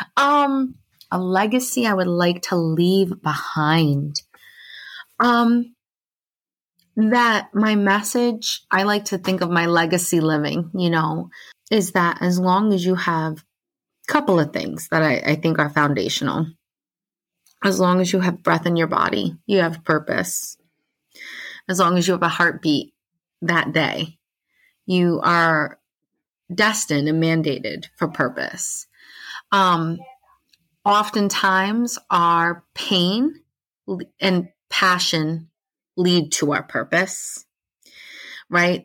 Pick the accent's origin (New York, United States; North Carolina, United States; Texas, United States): New York, United States; Orange County; I grew up in Orange County, New York